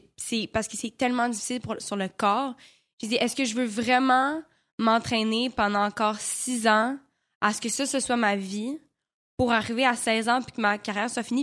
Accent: Quebec, Canada; accent: Québécois; j'avais encore un gros accent euh, québécois

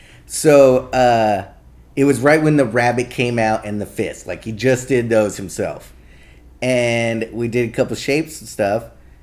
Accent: Torrance, California, United States; I grew up in Torrance.

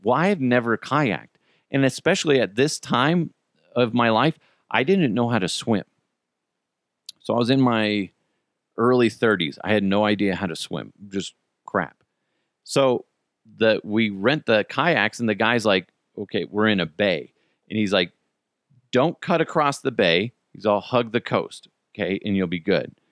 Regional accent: United States; I'm an American

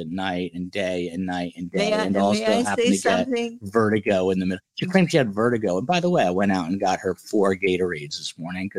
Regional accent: New Jersey, United States; now in Florida, United States; We're from New Jersey.

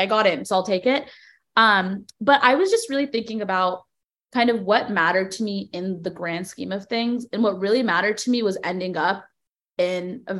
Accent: Cupertino, California, United States; moved away as an adult; now in New York City, United States; I was born and raised in the Bay Area, specifically Cupertino

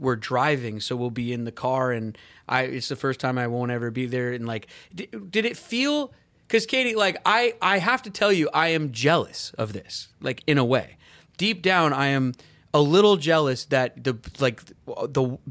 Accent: Edmonds, Washington, United States; my hometown, Edmonds.

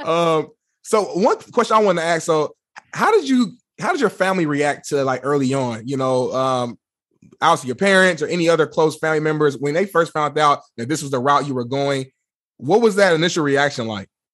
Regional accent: Indianapolis, Indiana, United States; also born or lived in Muncie; I'm born and raised in Indianapolis

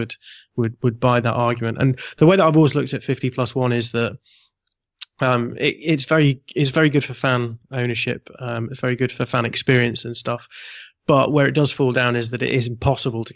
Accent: United Kingdom; I am British

